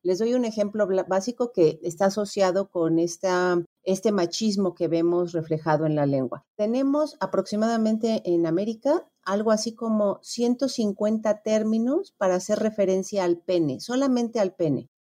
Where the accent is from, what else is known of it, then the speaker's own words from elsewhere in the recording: Mexico; nosotros, mm, en particularmente los mexicanos